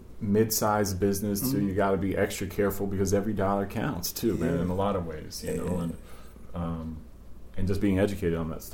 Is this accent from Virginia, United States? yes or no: yes; Virginia, United States; I grew up in Virginia